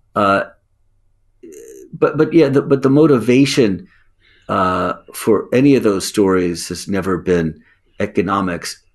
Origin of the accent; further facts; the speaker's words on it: United States; as an American